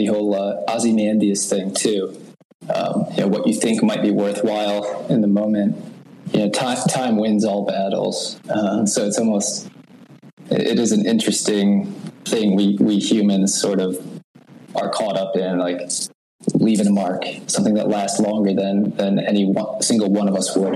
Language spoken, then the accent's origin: English; United States; born in the U.S.